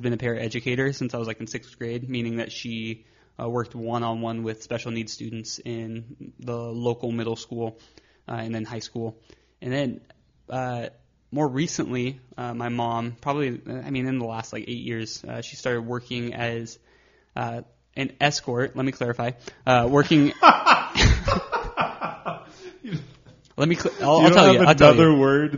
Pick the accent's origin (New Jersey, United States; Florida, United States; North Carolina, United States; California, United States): California, United States; Victorville; also born or lived in Phoenix, Arizona / Azusa, California; now in Long Beach, United States; moved up to the high desert, Victorville, Apple Valley area